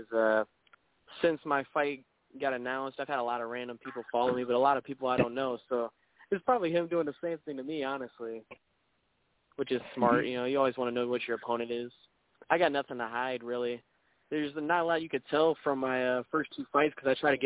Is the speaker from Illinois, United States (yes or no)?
yes; O'Fallon, Illinois, United States; moved away as an adult; also born or lived in St. Louis, Missouri; now in Florida, United States; I'm actually from St. Louis area. I went to school about 20 minutes from St. Louis in a little town, O'Fallon, Illinois. That's where I went to school, and I lived most of my life before I moved here